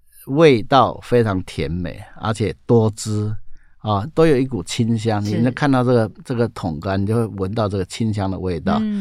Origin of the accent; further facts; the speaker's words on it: Taiwan; accent: Hailu Hakka; 刚好就是我们家乡讲的话。